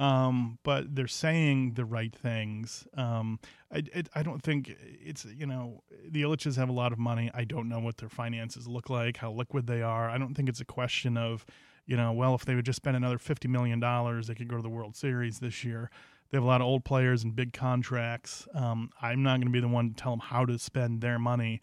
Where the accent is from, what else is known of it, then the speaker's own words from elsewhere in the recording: Cleveland, Ohio, United States; I'm from Cleveland, a lifelong Indians fan